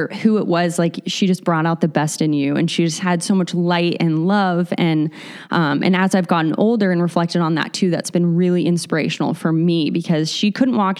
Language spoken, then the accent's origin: English; Aurora, Colorado, United States; also born or lived in Littleton, Colorado; I grew up in Colorado